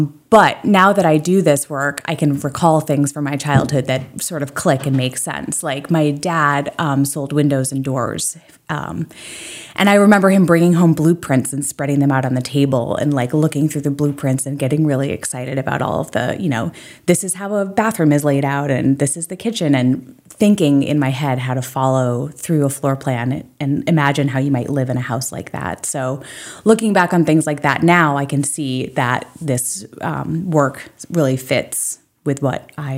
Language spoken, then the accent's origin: English; Belgrade Lakes, Maine, United States; also born or lived in upstate New York; now in Portland, United States; Yes, I'm originally from Belgrade Lakes.